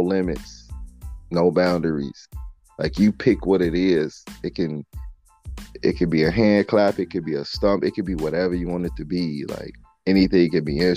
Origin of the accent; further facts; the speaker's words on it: Midwest, United States; I'm from the Midwest